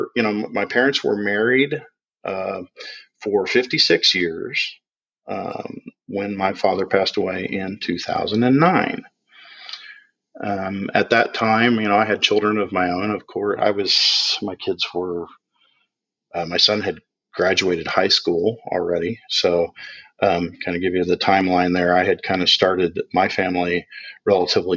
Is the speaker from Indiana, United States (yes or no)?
yes; Indianapolis, Indiana, United States; I was born in November of 67 in Indianapolis. And I grew up in a family of four children